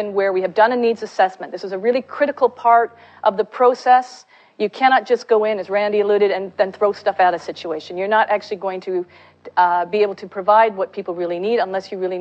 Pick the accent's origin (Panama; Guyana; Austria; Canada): Canada; I'm Canadian